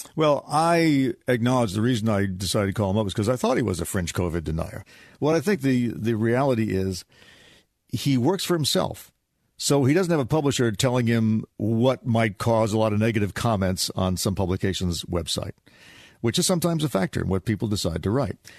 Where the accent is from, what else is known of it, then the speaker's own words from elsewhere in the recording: United States; being American